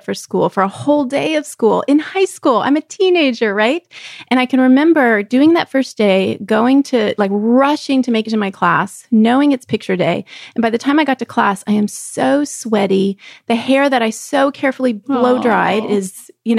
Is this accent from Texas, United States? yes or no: yes; Texas, United States; I was growing up in Texas, we swam year round in an outdoor pool